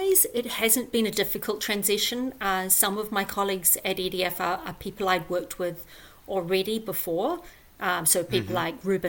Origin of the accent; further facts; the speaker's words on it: New Zealand; moved away as an adult; also born or lived in New York City; So I grew up in New Zealand and did my undergraduate there.